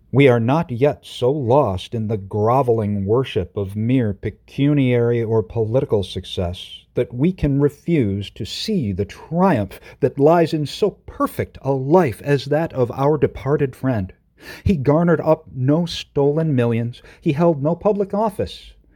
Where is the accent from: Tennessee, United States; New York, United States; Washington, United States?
New York, United States; Oneida; the Oneida Dispatch. My hometown rag.